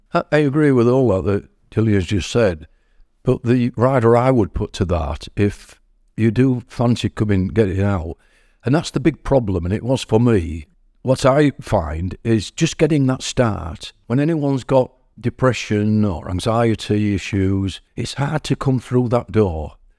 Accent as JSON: {"language": "English", "town": "Hull", "region": "Yorkshire and the Humber", "country": "United Kingdom", "also_born_or_lived": "Driffield, East Yorkshire", "moved": "as an adult", "lives_now": "Keighley, United Kingdom", "said": "I'm not from Keighley, I'm from Hull, and I lived in Driffield in East Yorkshire"}